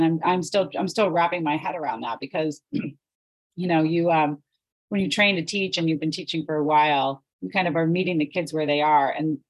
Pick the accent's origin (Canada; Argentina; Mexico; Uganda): Canada; Sudbury, Ontario; I grew up in Sudbury.